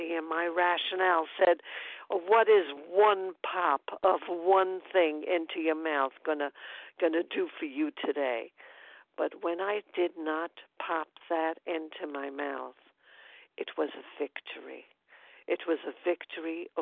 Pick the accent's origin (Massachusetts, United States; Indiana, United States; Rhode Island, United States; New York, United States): New York, United States; New York City; now in upstate New York, United States; I'm from Brooklyn, New York. I'm presently upstate in New York